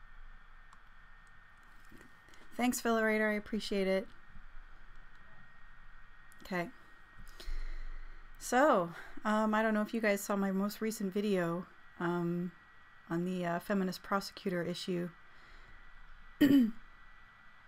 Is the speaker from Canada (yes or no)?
yes; Canada; as a Canadian citizen